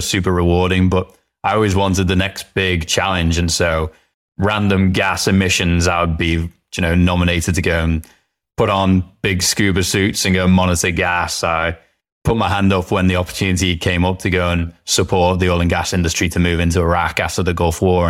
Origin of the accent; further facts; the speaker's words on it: the Wirral, North West England, United Kingdom; moved away; Grew up on a little peninsula called the Wirral that is nestled between Liverpool and North Wales in England.